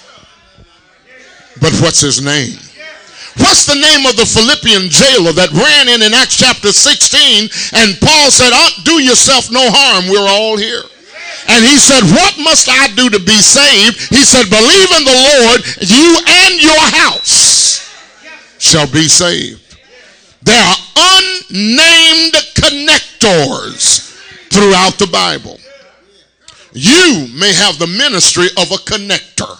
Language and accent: English; Tuscaloosa, Alabama, United States; I'm from Tuscaloosa, Alabama